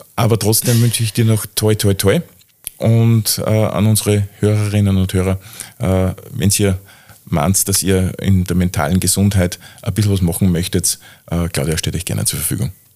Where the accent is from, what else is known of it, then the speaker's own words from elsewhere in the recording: Austria; bei uns in Österreich